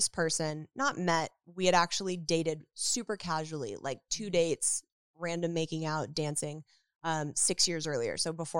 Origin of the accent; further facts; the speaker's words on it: Woodland Hills, California, United States; Woodland Hills.